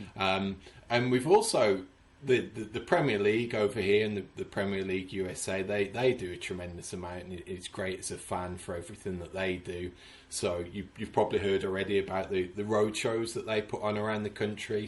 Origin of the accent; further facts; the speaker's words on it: Sedgley, West Midlands, United Kingdom; moved away as an adult; now in Houston, United States; born and raised in Sedgley